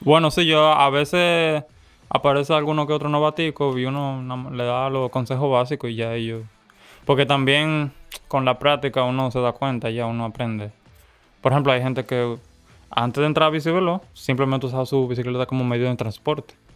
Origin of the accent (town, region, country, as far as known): Santo Domingo, Distrito Nacional, Dominican Republic; born or raised there; also born or lived in La Romana, Dominican Republic